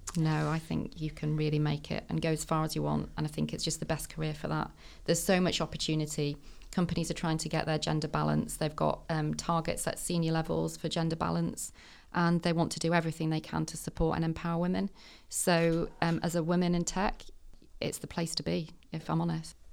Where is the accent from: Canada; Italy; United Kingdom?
United Kingdom; Manchester, North West England; I was born in the Northeast, but I moved to Manchester when I was in my, I was about seven, I think. Um, and I've been schooled round here all my life